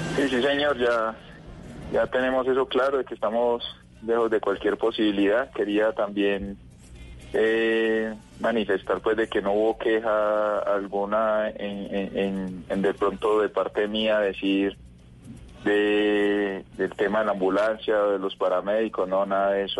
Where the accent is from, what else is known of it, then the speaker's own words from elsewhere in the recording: Itagüí, Antioquia, Colombia; Yo soy de Itagüí